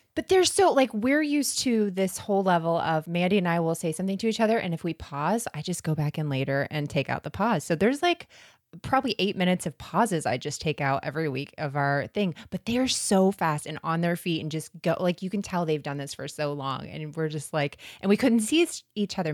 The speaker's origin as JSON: {"language": "English", "region": "Florida", "country": "United States", "said": "we're from Florida"}